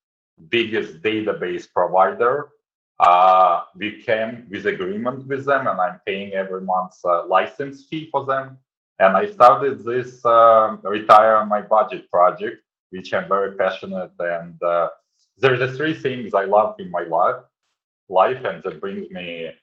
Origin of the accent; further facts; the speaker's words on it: Kyiv, Ukraine; moved away; also born or lived in Israel / Thailand / China / Hong Kong; I'm originally from Kyiv, Ukraine. I was born in Kyiv, Ukraine.